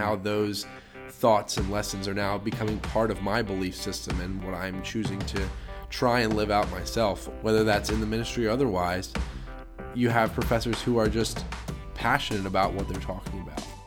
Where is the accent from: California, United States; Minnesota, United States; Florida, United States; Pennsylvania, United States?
Pennsylvania, United States; Harleysville; I'm from Harleysville, Pennsylvania